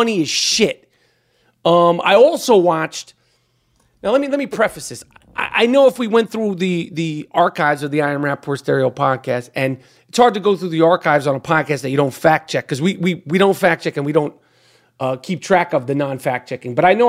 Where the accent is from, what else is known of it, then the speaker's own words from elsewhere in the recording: New Jersey, United States; In Oklahoma, but I'm from New Jersey.